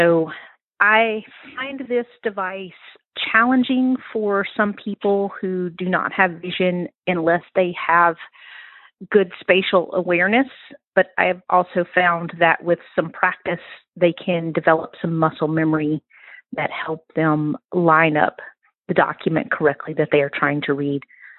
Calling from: Mississippi, United States; I'm calling in from Mississippi in the United States.

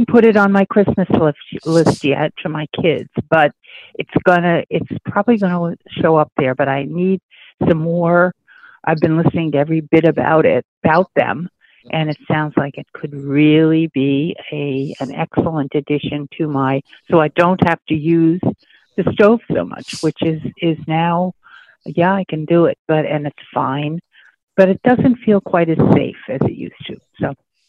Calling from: Maine, United States; I'm calling from Maine.

